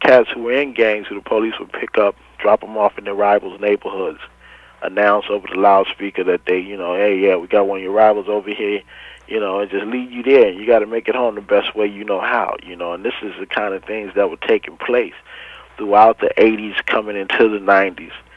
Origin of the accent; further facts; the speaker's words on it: Los Angeles, California, United States; as a teenager growing up in Watts